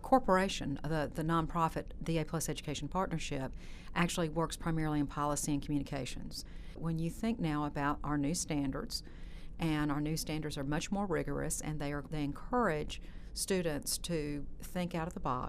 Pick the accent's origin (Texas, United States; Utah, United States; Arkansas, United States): Texas, United States; now in Alabama, United States; I didn't grow up in Alabama. I grew up in Texas.